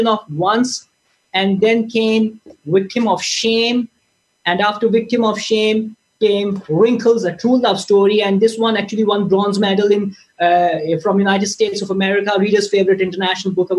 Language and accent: English; Pakistan; as a Pakistani nation